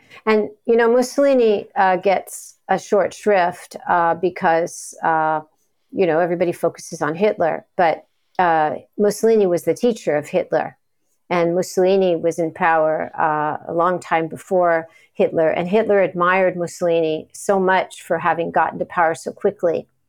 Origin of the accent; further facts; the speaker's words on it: Pacific Palisades, California, United States; So I grew up in California in a town, Pacific Palisades, that was a place and towns around it where a lot of exiles from Nazism settled.